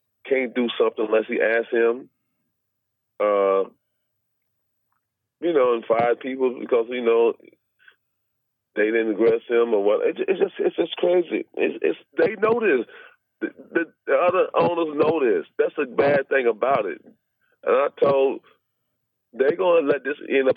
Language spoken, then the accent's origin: English; the South, United States; moved away; I was raised in the South for a long time.